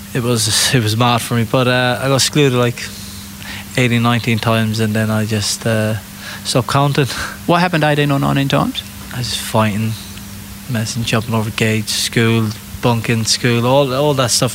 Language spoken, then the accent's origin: English; England, United Kingdom; England, my family's based in Ireland